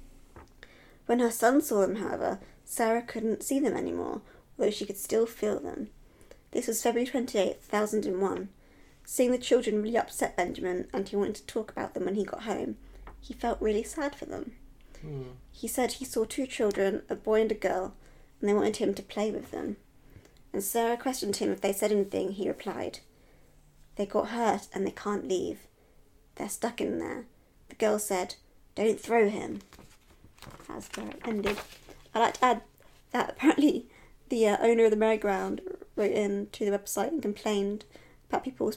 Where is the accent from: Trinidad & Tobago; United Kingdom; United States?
United Kingdom; England; I'm English